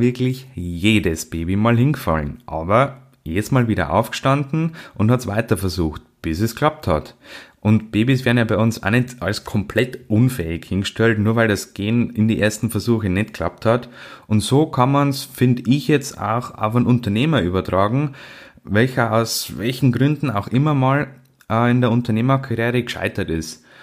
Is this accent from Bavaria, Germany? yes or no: yes; Bavaria, Germany; bei uns in Bayern